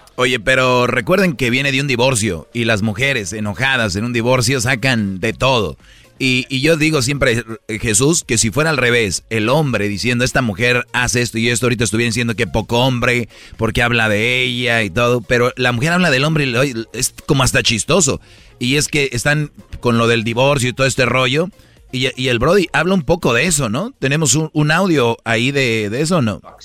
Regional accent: San Nicolás de los Garza, Nuevo León, Mexico; yo soy de Monterrey, Choco, yo soy de San Nicolás de los Garza

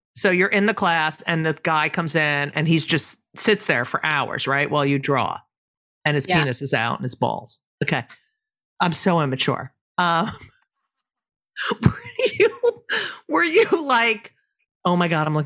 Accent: New Jersey, United States; I grew up in New Jersey too.

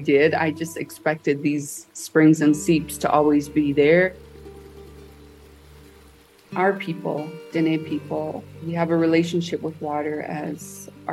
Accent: Black Mesa, Arizona, United States; Growing up on Black Mesa

